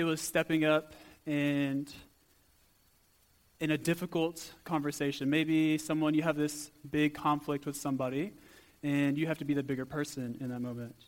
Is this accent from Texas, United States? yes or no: yes; Port Lavaca, Texas, United States; moved away as an adult; now in South Africa; I'm actually from a small town called Port Lavaca, Texas. So a little small town, country boy at heart, moving here to South Africa